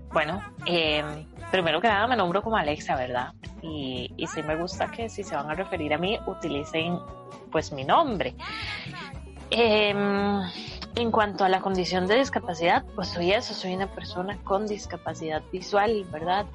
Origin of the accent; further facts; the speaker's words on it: Costa Rica; soy de acá de Costa Rica